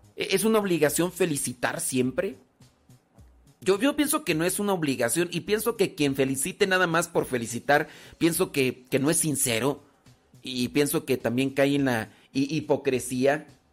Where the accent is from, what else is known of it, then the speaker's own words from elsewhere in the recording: State of Mexico, Mexico; Estado de México nací